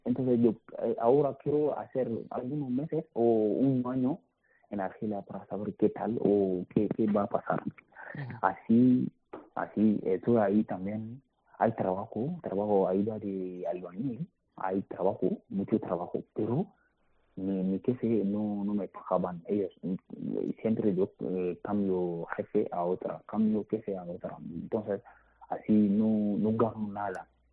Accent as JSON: {"language": "Spanish", "country": "Mali", "second_language": "Spanish", "moved": "as an adult", "lives_now": "Spain", "said": "yo soy de Mali. Tengo 27 años."}